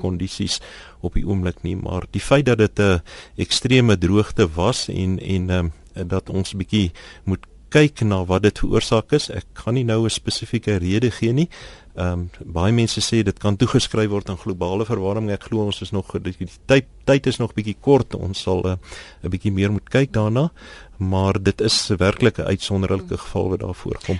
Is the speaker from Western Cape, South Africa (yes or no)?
no; Pretoria, Gauteng, South Africa; ek kom van Pretoria af